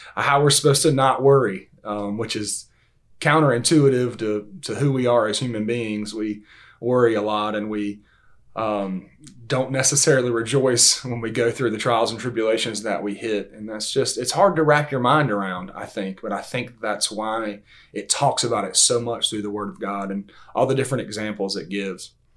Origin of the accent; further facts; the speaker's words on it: Valdosta, Georgia, United States; also born or lived in Lakeland, Georgia; born and raised in Valdosta, Georgia.